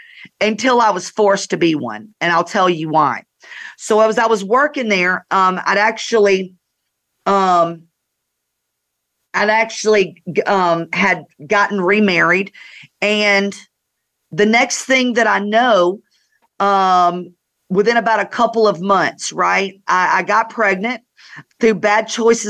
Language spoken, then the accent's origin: English; North Georgia, United States; I grew up in North Georgia